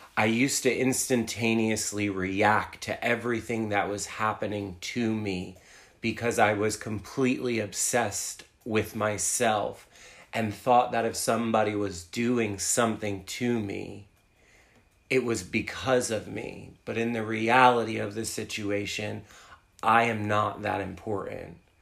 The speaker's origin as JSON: {"language": "English", "region": "New Jersey", "country": "United States", "tie": "born or raised there", "also_born_or_lived": "New York City", "moved": "as an adult", "said": "I uh, was born and raised in New Jersey"}